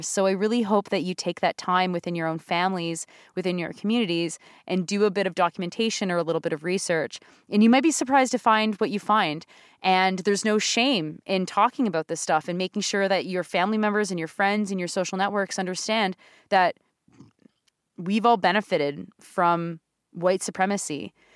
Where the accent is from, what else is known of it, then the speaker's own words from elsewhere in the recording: Southern Ontario, Canada; Southern Ontario perspective, Northern Ontario, if you think of the other side of my family, but of course I grew up in the South